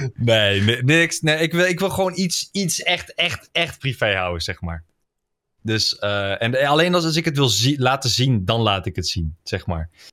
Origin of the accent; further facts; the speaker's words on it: Netherlands; daar ben ik een Nederlander voor